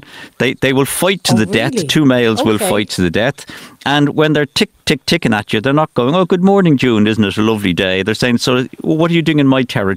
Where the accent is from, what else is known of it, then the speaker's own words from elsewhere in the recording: Dublin, Leinster, Ireland; moved away as an adult; now in Newcastle, County Wicklow, Ireland; I'm born and bred in Finglas